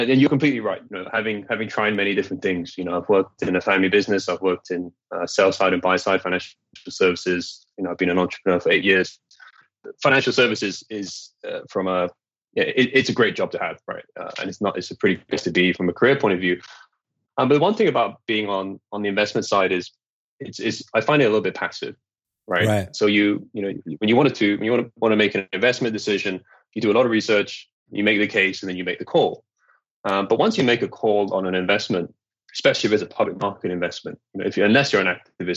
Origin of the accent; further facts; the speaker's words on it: Malaysia; moved away as an adult; also born or lived in United Kingdom; I am Malaysian. You know, I grew up here, but you know, I'd lived overseas from 1995 to 2010